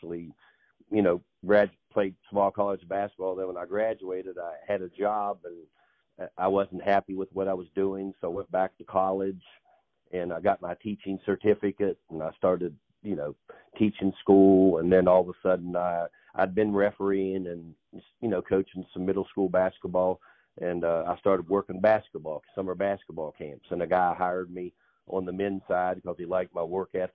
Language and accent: English; Point Pleasant, West Virginia, United States; now in Erlanger, Kentucky, United States; I actually grew up in West Virginia